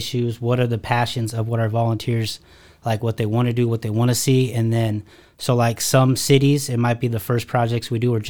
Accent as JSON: {"language": "English", "town": "Sacramento", "region": "California", "country": "United States", "said": "And then went back home. I'm from California originally. So I went back to Sacramento, built a team out there."}